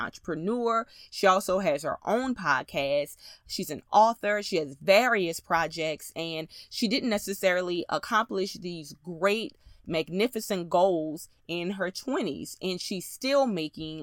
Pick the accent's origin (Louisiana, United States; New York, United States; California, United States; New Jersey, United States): Louisiana, United States; me being a Southern girl and from Louisiana